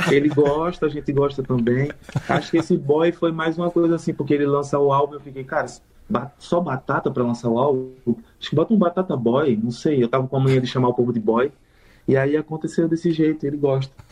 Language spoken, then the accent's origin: Portuguese; Maceió, Alagoas, Brazil; moved away; Eu tenho outros amigos aqui de Maceió também. Então eu, eu mata um pouco da saudade do sotaque, do, do jeito da gente, assim, da nossa comunicação, da nossa convivência